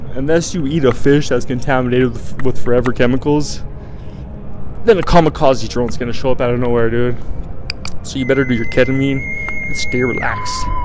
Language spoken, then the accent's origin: English; Colorado, United States; I'm from Colorado and I was like, some of the lakes that I grew up fishing